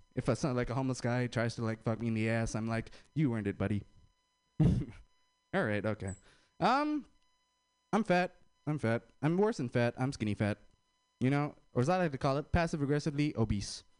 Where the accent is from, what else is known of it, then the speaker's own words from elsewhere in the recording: India; I'm Indian